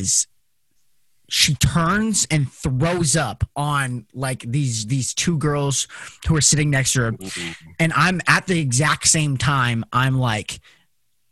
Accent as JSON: {"language": "English", "town": "Las Vegas", "region": "Nevada", "country": "United States", "tie": "born or raised there", "said": "Growing up in Las Vegas"}